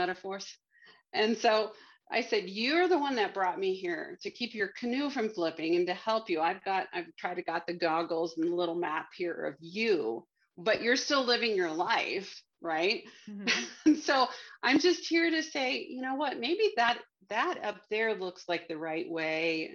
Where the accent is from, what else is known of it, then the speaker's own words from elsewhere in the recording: Miami, Florida, United States; I'm from Miami there's a lighthouse on Key Biscayne, and it's called Bill Baggs Cape Florida State Park or something down there. And there's a lighthouse. And so I grew up having birthday parties there on that beach